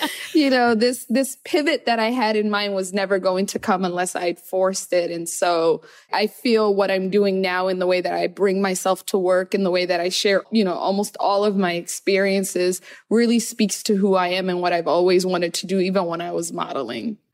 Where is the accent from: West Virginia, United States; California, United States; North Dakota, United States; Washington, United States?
Washington, United States; Seattle; English is a second language; moved away as an adult; also born or lived in Somalia / Kenya; now in New York, United States; I felt very other growing up in Seattle.